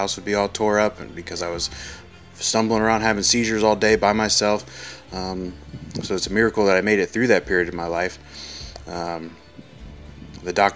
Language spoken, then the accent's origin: English; Columbus, United States; I was born and raised here in Columbus, in the middle of five children